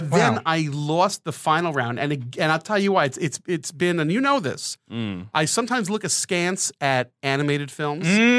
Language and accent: English; United States; In Los Angeles. And it was funny because I was, you know, I'm from New York.